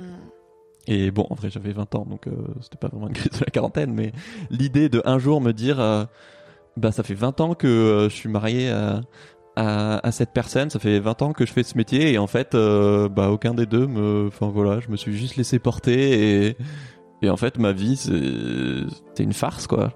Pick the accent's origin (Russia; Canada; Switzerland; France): France; Toulouse, Occitania; now in Paris, France; moi j'ai grandi à Toulouse